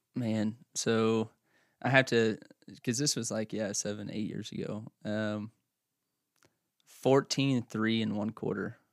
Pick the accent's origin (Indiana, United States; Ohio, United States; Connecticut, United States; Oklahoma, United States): Oklahoma, United States; also born or lived in north central Kansas / Clyde, Kansas / central Kansas; now in Kansas, United States; I grew up in Oklahoma